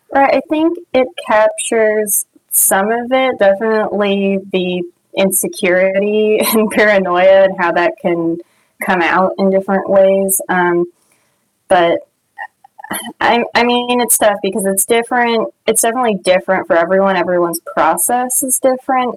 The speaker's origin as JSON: {"language": "English", "area": "Orange County", "region": "California", "country": "United States", "tie": "born or raised there", "said": "I grew up in Orange County"}